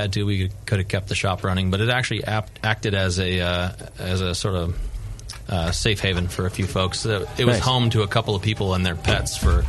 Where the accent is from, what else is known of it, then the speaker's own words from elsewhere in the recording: Auburn, California, United States; also born or lived in Grass Valley; The first house that I can remember we grew hops was up in Auburn.